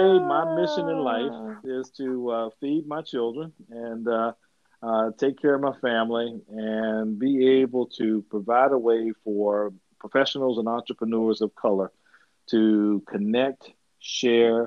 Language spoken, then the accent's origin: English; Louisville, Kentucky, United States; I'm from Louisville, Kentucky, home of Muhammad Ali